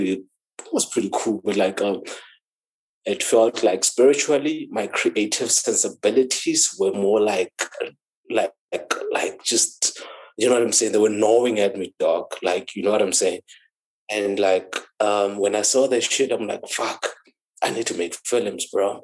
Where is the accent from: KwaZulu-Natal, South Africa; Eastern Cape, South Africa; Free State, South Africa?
Free State, South Africa; Thaba Nchu; I'm from that side. That's where I grew up. That's where I was born